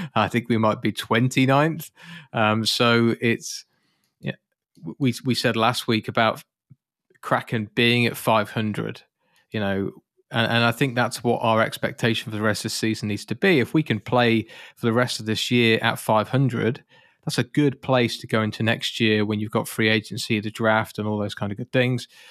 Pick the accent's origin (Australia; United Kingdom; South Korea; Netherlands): United Kingdom; I'm British.